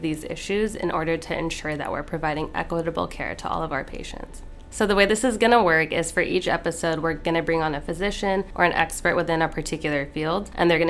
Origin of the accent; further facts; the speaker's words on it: California, United States; moved away as an adult; now in Hattiesburg, United States; I'm an OMS2 from California.